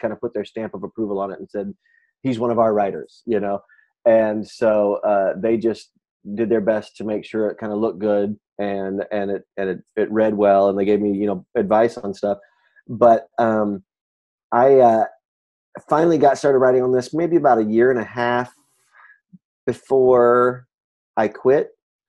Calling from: Chicago, Illinois, United States; Well, I'm calling you from Chicago.

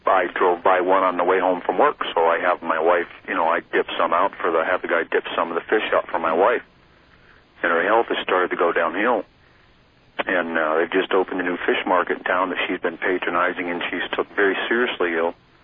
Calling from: Watertown, Wisconsin, United States; also born or lived in North Carolina; I'm calling from Watertown, Wisconsin tonight. I've lived in western North Carolina for 13 years.

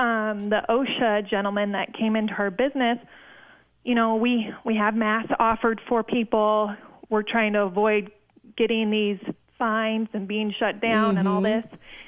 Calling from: Nevada, United States; I'm calling from Nevada.

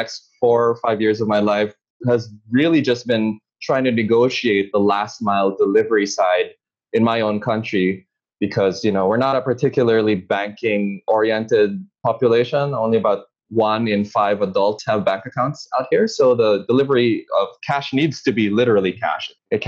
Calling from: Manila, Metro Manila, Philippines; I'm calling in from Manila in the Philippines

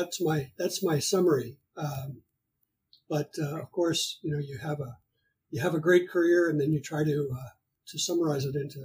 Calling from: Burbank, California, United States; I am recording this from Burbank, California in the United States.

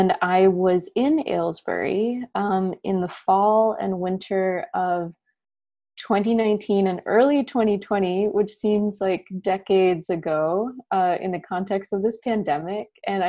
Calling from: Philadelphia, Pennsylvania, United States; I'm tuning in from Philadelphia, where it is 90 degrees Fahrenheit.

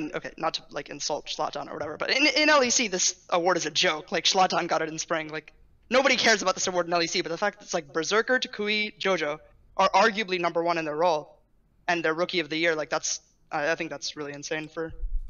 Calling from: San Francisco, California, United States; SF, almost in LA in 1 week

